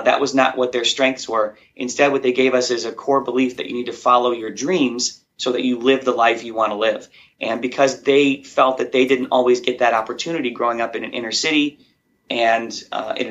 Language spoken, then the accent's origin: English; Chicago, Illinois, United States; I grew up in Chicago, and outside of Chicago in a small little blue-collar town